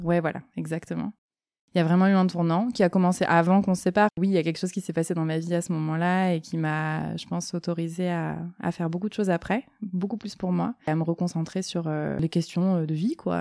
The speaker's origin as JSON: {"language": "French", "town": "Marseille", "region": "Provence-Alpes-Côte d'Azur", "country": "France", "tie": "born or raised there", "said": "J'ai grandi à Marseille"}